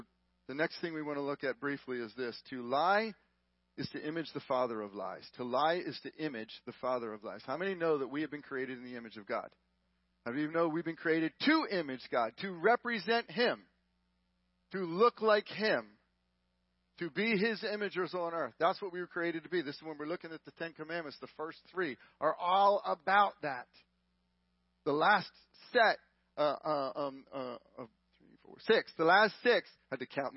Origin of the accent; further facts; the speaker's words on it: Texas, United States; We're from Texas